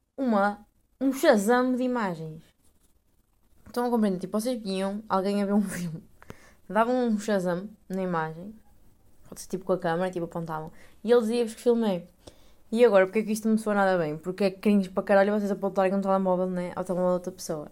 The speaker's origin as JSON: {"language": "Portuguese", "country": "Portugal", "moved": "as an adult", "lives_now": "Netherlands"}